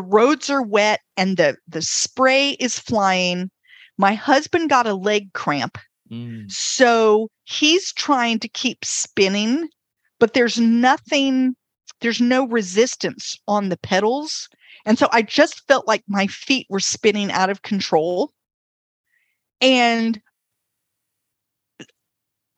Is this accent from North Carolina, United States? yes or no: yes; North Carolina, United States; I'm from North Carolina